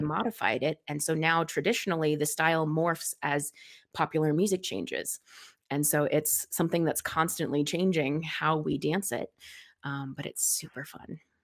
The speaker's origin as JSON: {"language": "English", "region": "Colorado", "country": "United States", "tie": "born or raised there", "said": "super, super, super local native. I've always lived in the same part of town"}